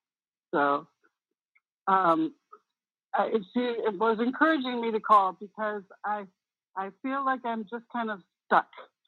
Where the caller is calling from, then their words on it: Conyers, Georgia, United States; moved away; I'm calling from Conyers.